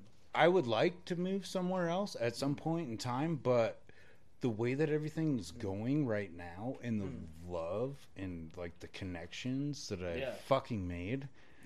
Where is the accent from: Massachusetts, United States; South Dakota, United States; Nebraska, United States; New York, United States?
South Dakota, United States; Mitchell; moved away as an adult; also born or lived in Platte, South Dakota; now in Casper, United States; I'm originally from Mitchell, South Dakota.